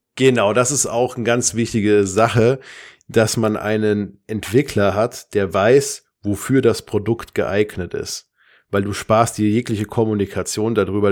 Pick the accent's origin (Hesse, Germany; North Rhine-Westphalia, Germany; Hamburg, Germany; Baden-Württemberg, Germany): Hesse, Germany; Darmstadt; ich komme aus Darmstadt